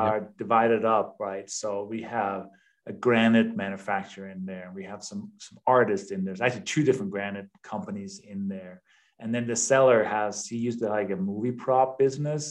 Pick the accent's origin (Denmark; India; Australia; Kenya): Denmark; English is a second language; moved away as an adult; also born or lived in East Coast, United States; now in United States; I have a little bit of an accent. I was born and raised in Denmark.